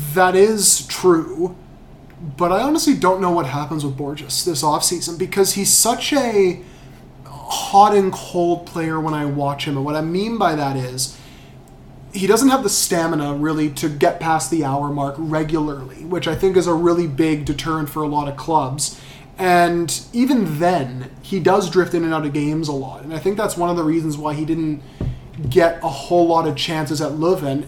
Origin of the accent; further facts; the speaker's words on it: Vancouver, British Columbia, Canada; we're all from Vancouver here.